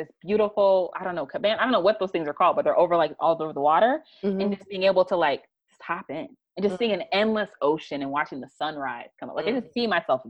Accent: Florida, United States; moved away as an adult; also born or lived in New York; now in Los Angeles, United States; I'm from Florida, and a lot of my friends are from Florida

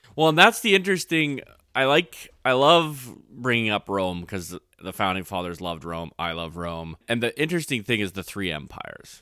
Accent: Canada

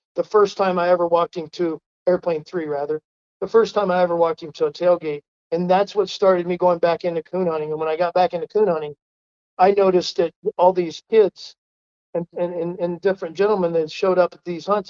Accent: Canaan, Ohio, United States; I was raised in Canaan, Ohio, spelled just like the Bible

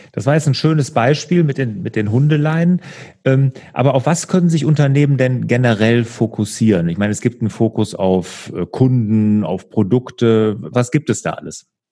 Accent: Bergisches Land, North Rhine-Westphalia, Germany; ich komme ja aus dem Bergischen Land

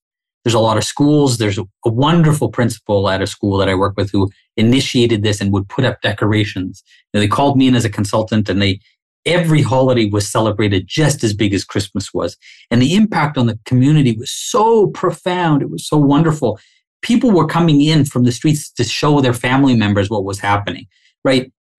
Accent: Canada; Like, I don't know another way of being Canadian than being a Muslim, right?

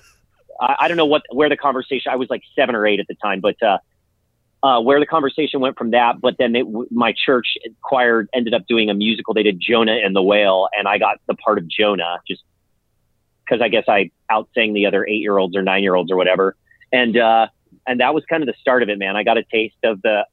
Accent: Los Angeles, California, United States; I grew up in San Pedro, California

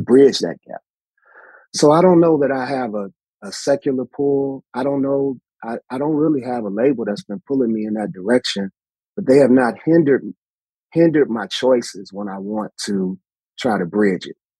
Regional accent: Chicago, Illinois, United States; what I remember distinctly growing up in Chicago, you know, we had front porches

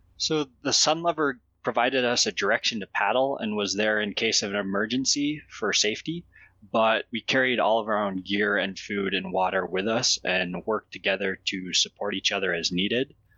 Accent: Jackson, Wyoming, United States; I grew up in Jackson canoeing and camping with my family

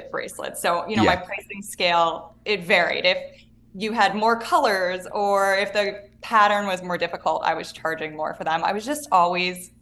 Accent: Chicago, Illinois, United States; moved away; also born or lived in Miami / New York City; growing up in the suburbs of Chicago

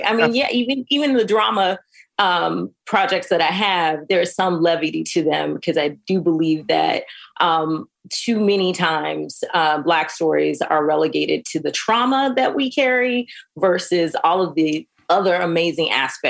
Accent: the South, United States; going there as an 18-year-old after growing up in the South and the Midwest.

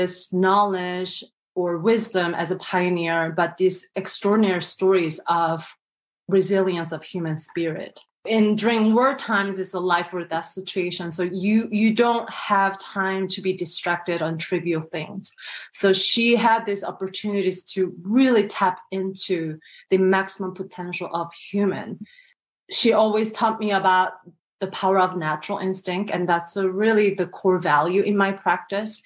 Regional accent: South Korea; moved away; I was born and raised in South Korea

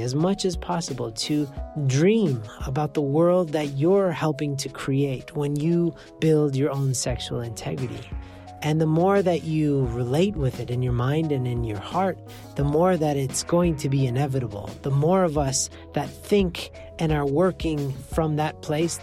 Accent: Canada; I'm from Canada

